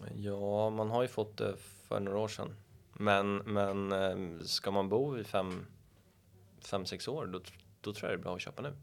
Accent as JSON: {"language": "Swedish", "town": "Stockholm", "region": "Stockholm County", "country": "Sweden", "tie": "born or raised there", "said": "Jag är uppvuxen borta vid Karlaplan"}